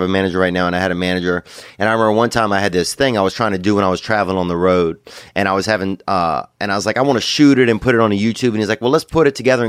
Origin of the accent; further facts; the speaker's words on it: the South, United States; I grew up in the South